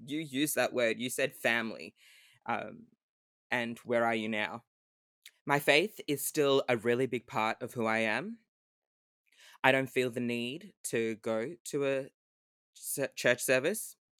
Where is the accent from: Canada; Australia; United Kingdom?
Australia; Melbourne, Victoria; also born or lived in Sydney; I'm from Melbourne, but I am currently in Sydney for work